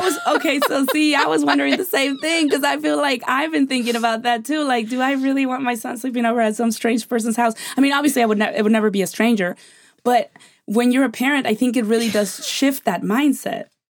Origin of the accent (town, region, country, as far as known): Mexico; born or raised there; now in United States